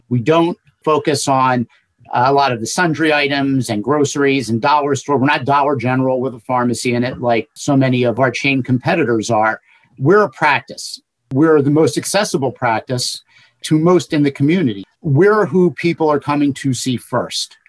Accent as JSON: {"language": "English", "town": "Cinnaminson", "region": "New Jersey", "country": "United States", "tie": "born or raised there", "said": "I was an elected official in my hometown of Cinnaminson for 16 years"}